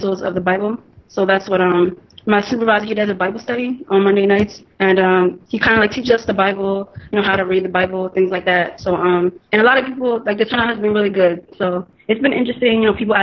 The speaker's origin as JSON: {"language": "English", "town": "Franklinville", "region": "New Jersey", "country": "United States", "moved": "as an adult", "lives_now": "Missouri, United States", "said": "I'm from Franklinville, New Jersey."}